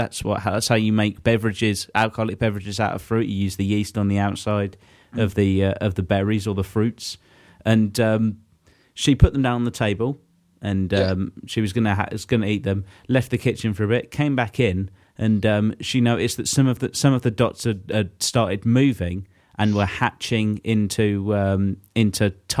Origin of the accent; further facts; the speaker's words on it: England, United Kingdom; we cram a lot of events into our winter calendar, don't we, as English